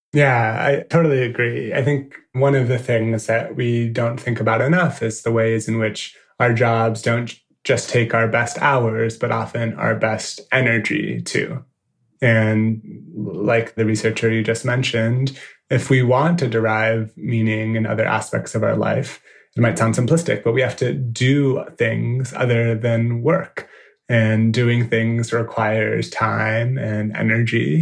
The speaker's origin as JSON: {"language": "English", "town": "San Francisco", "region": "California", "country": "United States", "tie": "born or raised there", "also_born_or_lived": "New York", "moved": "as an adult", "said": "a design agency based uh, in San Francisco in my hometown"}